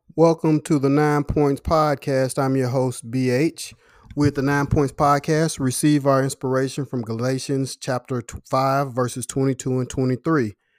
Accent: Louisville, Kentucky, United States; in my hometown, Louisville, Kentucky right now

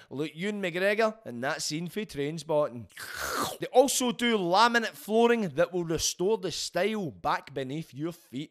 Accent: Glasgow, Scotland, United Kingdom; growing up in Glasgow

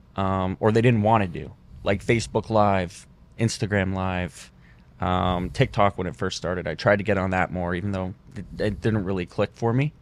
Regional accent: Windsor, Ontario, Canada; moved away as an adult; now in Fort Lauderdale, United States; I was from Windsor

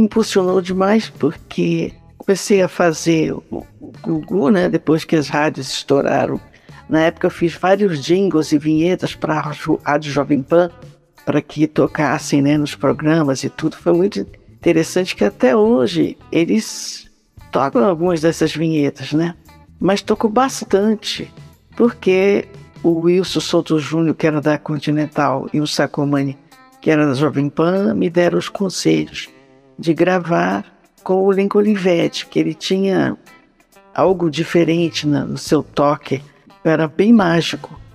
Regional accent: Pará, Brazil; moved away; also born or lived in São Paulo / Rio de Janeiro; da minha terra, que é o Pará

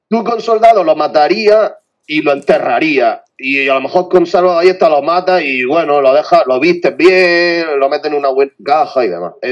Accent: Aguadulce, Andalusia, Spain

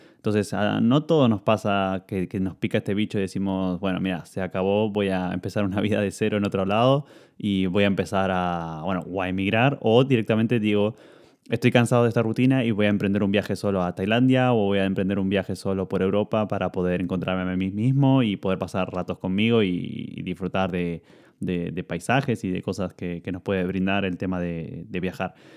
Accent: Argentina; moved away as an adult; also born or lived in Italy; yo cuando me fui de Argentina y llegué a Italia

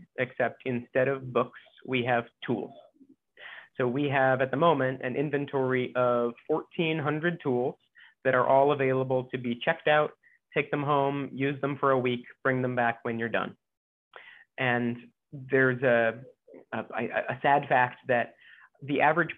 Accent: Ohio, United States; moved away as an adult; also born or lived in Indiana / Kansas / Boston / New York; now in Hawaii, United States; I was born in Indiana, grew up in Ohio

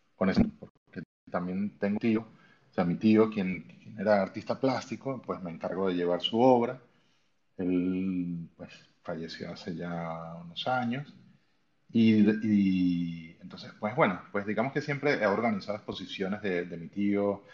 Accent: Venezuela; also born or lived in Spain; now in Germany; yo soy de Venezuela, eh, actualmente vivo en Alemania pero he vivido en, en, entre Venezuela y España muchísimos

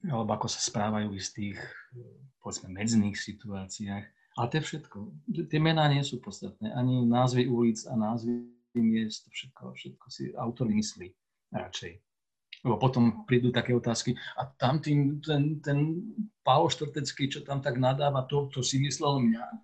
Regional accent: Slovakia; accent: Moravian-border dialect (mix of Czech and Slovak); ja som pomorávan skôr než Slovak, tak, tak je to moja, moja ozvena môjho detstva, ozvena môjho mesta, kde som sa a v ktorom som vyrastal, v ktorom som hovoril tým jazykom, ktorým sa tam dodnes hovorí

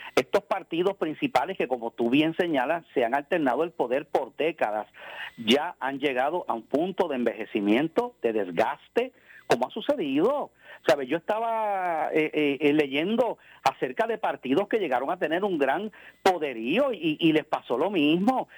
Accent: Puerto Rico; somos ciudadanos americanos, estadounidenses, ¿no? Pero por el hecho de vivir en el territorio de Puerto Rico

